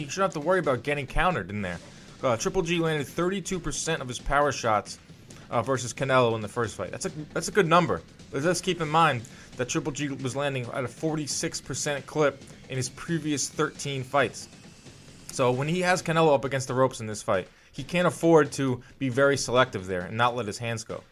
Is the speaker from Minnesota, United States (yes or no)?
no; New York City, New York, United States; I'm from Brooklyn